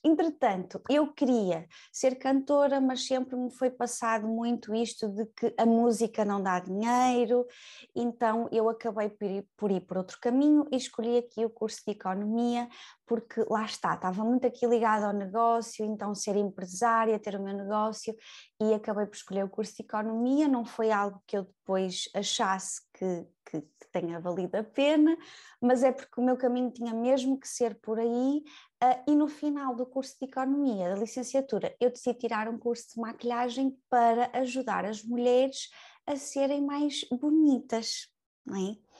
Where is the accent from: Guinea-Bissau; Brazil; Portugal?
Portugal; Braga, Norte; moved away as an adult; now in Lisbon, Portugal; eu sou natural de Braga, eu venho para Lisboa e venho sozinha.